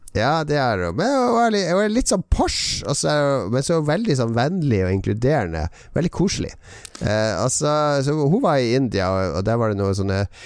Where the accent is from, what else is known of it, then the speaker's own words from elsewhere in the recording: Bergen, Vestland, Norway; Jeg skarrer! Jeg er fra Bergen!